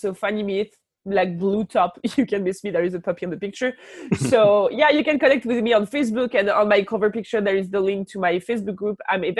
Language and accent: English; France; accent: French; English is a second language; Now I actually truly appreciate my French accent because it brings me clients.